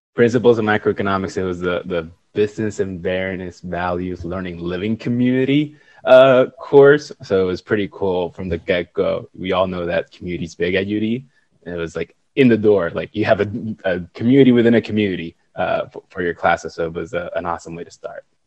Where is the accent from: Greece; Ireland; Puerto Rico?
Puerto Rico; moved away as an adult; also born or lived in Ohio; born and raised in Puerto Rico